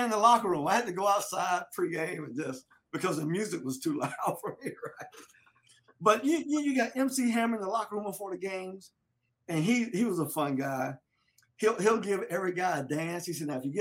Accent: Delray Beach, Florida, United States; moved away as an adult; also born or lived in Atlanta; in my hometown, football is king in Delray Beach

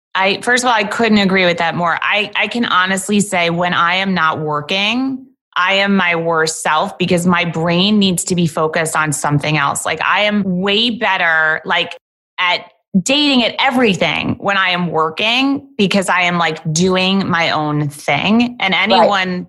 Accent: New York, United States; I am a New Yorker

